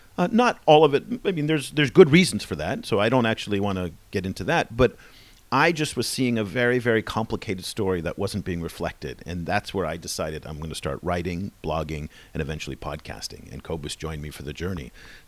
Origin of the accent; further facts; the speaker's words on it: United States; Even though he's South African and I'm American, we're both white guys